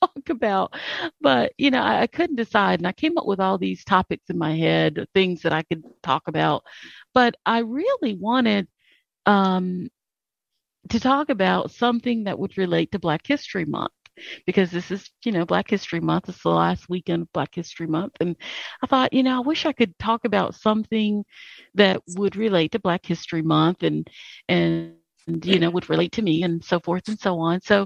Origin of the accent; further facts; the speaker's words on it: Charlotte, North Carolina, United States; moved away as an adult; also born or lived in Minnesota; I grew up in Charlotte, and I was mainstreamed